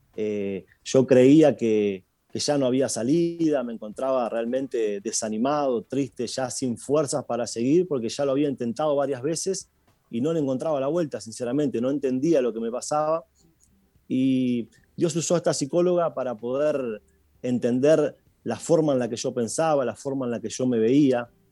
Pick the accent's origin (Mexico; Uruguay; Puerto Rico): Uruguay; also born or lived in Buenos Aires, Argentina; yo nací en Buenos Aires, eh, mis padres se separaron, yo tenía dos años, mi madre tuvo que a causa del divorcio y de la situación venirse para Uruguay